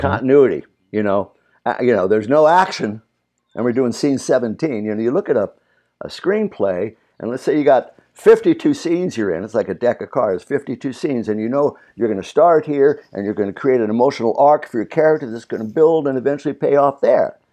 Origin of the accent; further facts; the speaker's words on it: Burbank, California, United States; also born or lived in Virginia; we grew up here in Burbank, California, though I'm originally from Virginia